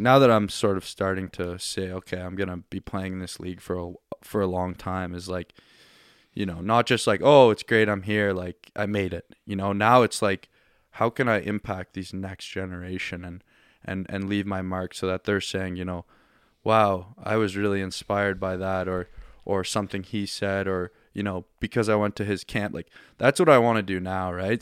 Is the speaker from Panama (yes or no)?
no; Halifax, Nova Scotia, Canada; moved away as an adult; now in Ontario, Canada; I'm from Halifax and grew up here